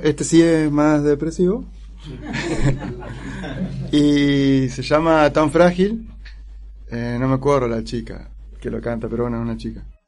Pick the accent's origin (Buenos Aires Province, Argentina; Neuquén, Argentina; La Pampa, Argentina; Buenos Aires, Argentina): Neuquén, Argentina; also born or lived in San Rafael, Mendoza; now in Mendoza, Argentina; yo nací en San Rafael, y a los poquitos días me llevaron para Neuquén. Y ahí viví casi toda mi vida